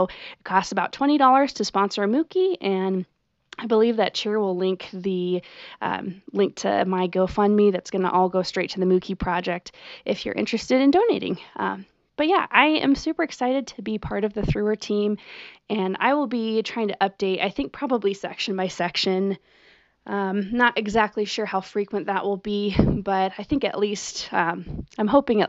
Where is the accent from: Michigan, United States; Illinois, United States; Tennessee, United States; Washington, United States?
Washington, United States; born there; I also feel very connected to the Pacific Northwest because I was born in Washington State